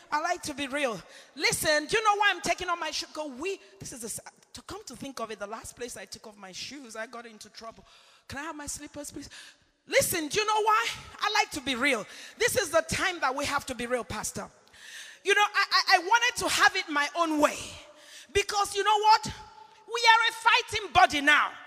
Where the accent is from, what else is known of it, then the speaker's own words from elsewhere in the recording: England, United Kingdom; I grew up in England as an intercessor. I was mentored by men and women of God from United Kingdom, from this nation.